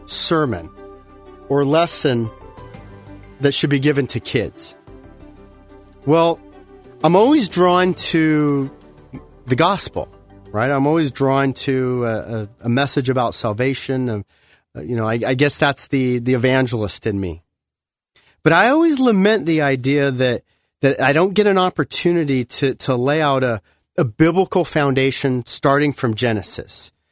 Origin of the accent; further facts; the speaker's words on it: Southern California, United States; growing up in Southern California